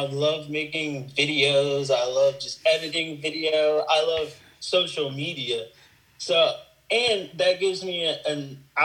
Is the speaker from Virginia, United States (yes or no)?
yes; Virginia, United States; moved away as an adult; also born or lived in Tampa, Florida; I'm originally from Virginia, but I moved to Tampa, Florida for a short while